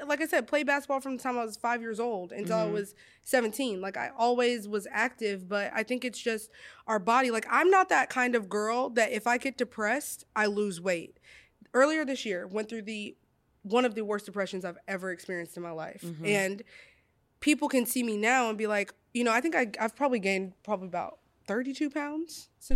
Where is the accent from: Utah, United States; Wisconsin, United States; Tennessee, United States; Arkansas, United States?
Arkansas, United States; Monticello; I grew up in Monticello, Arkansas, babes. Like, we ate gizzards, pig feet.